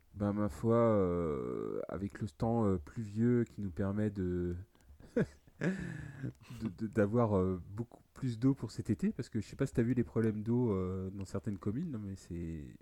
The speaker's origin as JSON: {"language": "French", "region": "Brittany", "country": "France", "said": "je suis breton"}